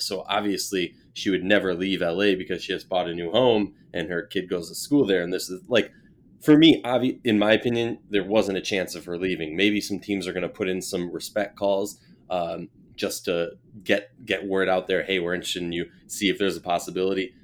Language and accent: English; Minnesota, United States; my hometown Minnesota